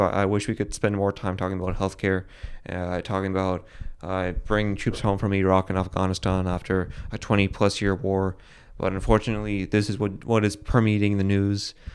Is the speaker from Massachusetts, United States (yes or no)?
yes; Boston, Massachusetts, United States; I'm from Boston, uh, I'm from the same areas as Bill Burr is from